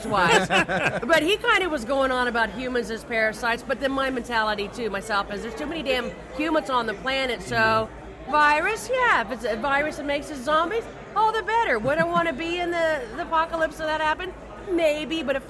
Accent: Kansas, United States; I'm from Kansas, and there's like one tree and one barn to hide behind

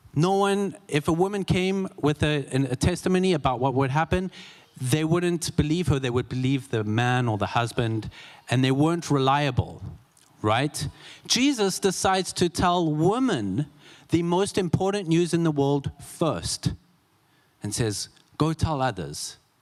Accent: South Africa; moved away; I'm from South Africa. I attended a vineyard church and growing up in South Africa

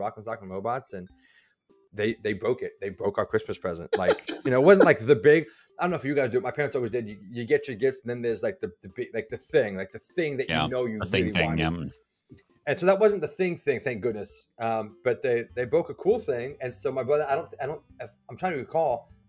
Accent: Providence, Rhode Island, United States; I grew up north. I was born up north in Providence, Rhode Island

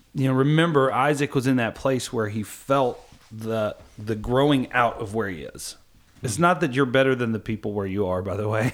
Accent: Kentucky, United States; I'm from Kentucky

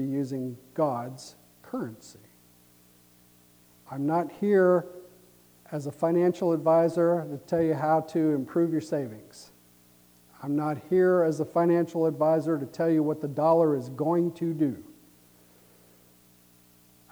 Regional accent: United States

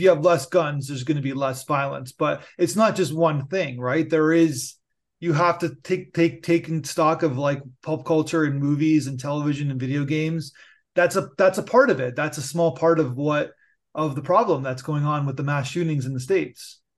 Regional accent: Canada; I'm Canadian

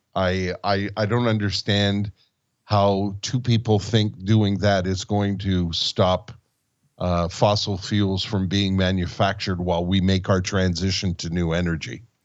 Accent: Montreal, Quebec, Canada; we grew up in Montreal

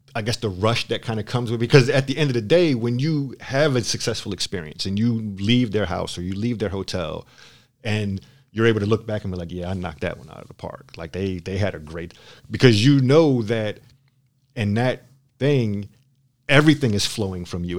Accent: Philadelphia, Pennsylvania, United States; now in San Diego, United States; I'm from Philadelphia.

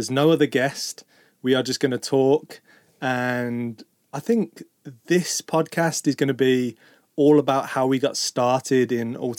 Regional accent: Birmingham, West Midlands, United Kingdom; moved away as an adult; now in Portugal; where we grew up in Birmingham

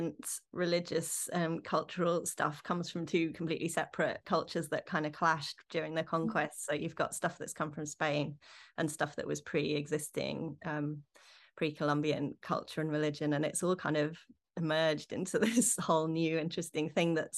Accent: London, United Kingdom; growing up in London

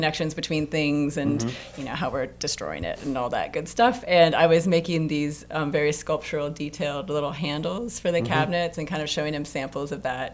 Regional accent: near Banff National Park, Alberta, Canada; I grew up in the Canadian Rockies, right outside of Banff National Park

